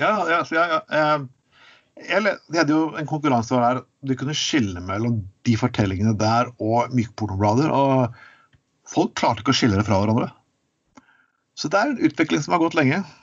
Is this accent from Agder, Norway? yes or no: no; Telemark, Norway; jeg vokste opp i Telemark